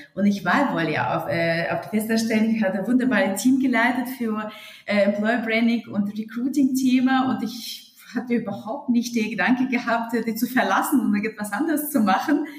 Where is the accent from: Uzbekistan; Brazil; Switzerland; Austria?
Uzbekistan; German is a second language; moved away as an adult; also born or lived in Hesse, Germany; now in Germany; ich komme aus Musikerfamilie und ursprünglich aus Usbekistan.